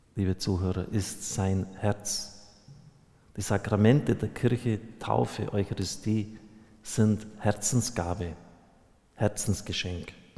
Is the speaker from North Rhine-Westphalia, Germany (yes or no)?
no; Bavaria, Germany; bei uns in Bayern